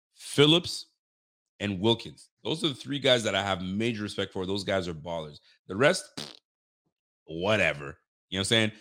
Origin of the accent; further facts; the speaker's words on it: Canada; we're not from Buffalo. We're Canadian.